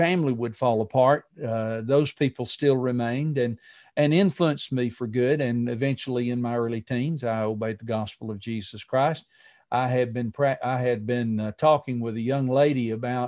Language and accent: English; Walker County, Alabama, United States; I was born in Walker County, Alabama, in rural Walker County, Alabama.